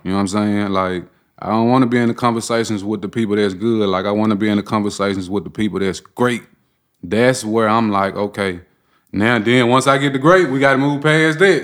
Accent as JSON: {"language": "English", "town": "Memphis", "region": "Tennessee", "country": "United States", "tie": "born or raised there", "said": "born and raised in South Memphis"}